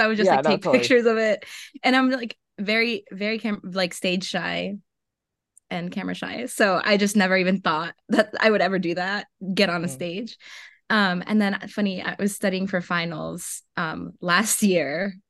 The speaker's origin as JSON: {"language": "English", "region": "Florida", "country": "United States", "tie": "born there", "also_born_or_lived": "Mexico / Atlanta", "said": "But yes, I was born in Florida and then moved back to Mexico for a few years."}